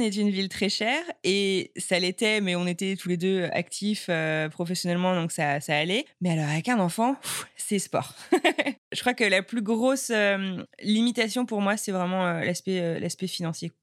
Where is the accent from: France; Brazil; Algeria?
France; moved away as an adult; also born or lived in Buffalo, United States; now in Cambridge, United States; je suis française